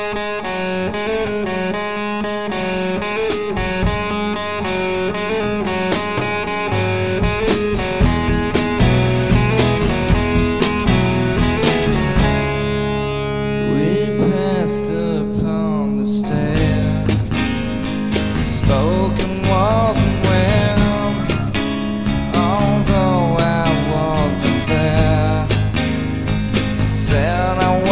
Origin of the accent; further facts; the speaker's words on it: Oregon, United States; I was from Oregon